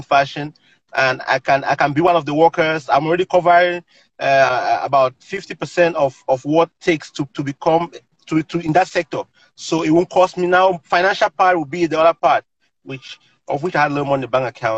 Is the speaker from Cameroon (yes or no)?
yes; Cameroon; now in United States; growing up in Cameroon, I helped my parents to run their little business